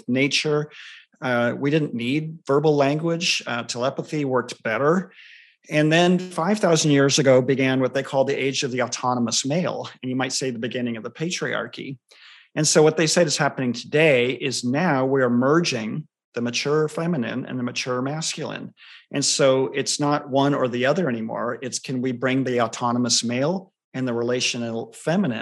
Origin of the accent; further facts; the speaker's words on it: Southern California, United States; I grew up in Southern California.